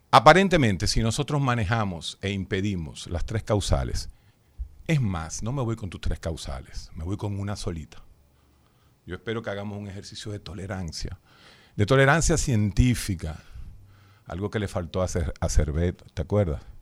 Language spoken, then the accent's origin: Spanish; Dominican Republic; yo soy dominicano.